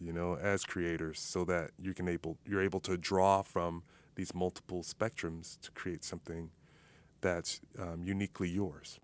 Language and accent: English; Miami, Florida, United States; moved away; also born or lived in Minnesota; I'm originally from Miami, Florida